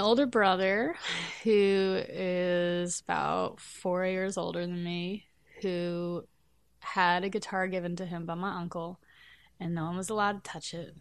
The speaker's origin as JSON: {"language": "English", "town": "Nutley", "region": "New Jersey", "country": "United States", "tie": "born or raised there", "moved": "as an adult", "said": "I grew up in New Jersey, and I lived in Nutley until I was in sixth grade"}